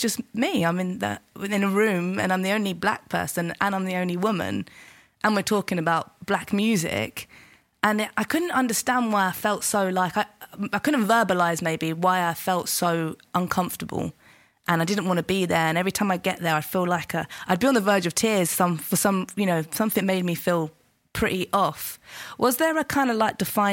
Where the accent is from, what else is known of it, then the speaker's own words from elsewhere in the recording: London, United Kingdom; I grew up in Southeast London